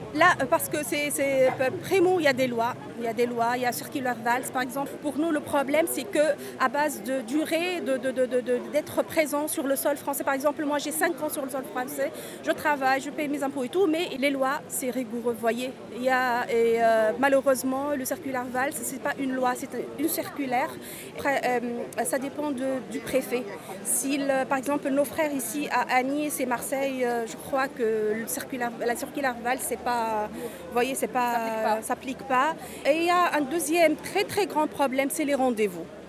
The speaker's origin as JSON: {"language": "French", "town": "Menzel Bourguiba", "region": "Bizerte Governorate", "country": "Tunisia", "tie": "born or raised there", "second_language": "French", "moved": "as an adult", "lives_now": "France", "said": "ma ville natale, c'est, elle s'appelait historiquement Ferryville"}